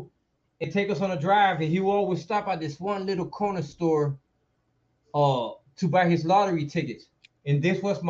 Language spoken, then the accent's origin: English; Erie, Pennsylvania, United States; moved away; also born or lived in Reading, Pennsylvania; I only went to Erie at the age of 9. That's when I arrived there, dog. And I only stayed there from 9 to 17